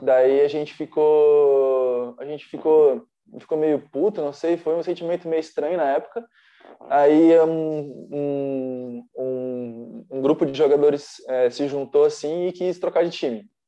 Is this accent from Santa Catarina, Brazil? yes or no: yes; Blumenau, Santa Catarina, Brazil; also born or lived in Timbó; eu sou de Blumenau, eu nasci lá, né?